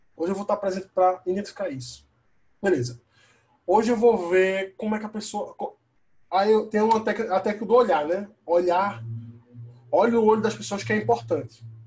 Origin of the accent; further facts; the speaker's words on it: Caruaru, Pernambuco, Brazil; eu sou do Caruaru, interior né, de, da capital do Recife, duas horas de viagem